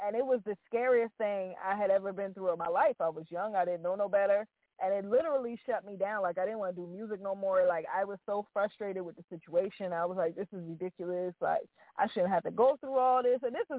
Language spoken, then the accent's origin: English; New Jersey, United States; So out of New Jersey, I'm from New Jersey.